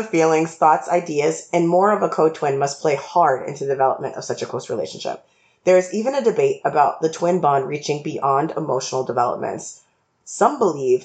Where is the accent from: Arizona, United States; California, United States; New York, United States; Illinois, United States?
New York, United States; as a New Yorker